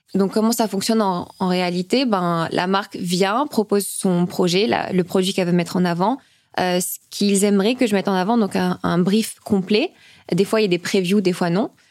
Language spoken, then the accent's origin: French; Nice, Provence-Alpes-Côte d'Azur, France; moved away as an adult; also born or lived in Oran, Algeria; now in Paris, France; j'ai d'abord habité avec euh, ma tante et mes cousins euh, à Nice.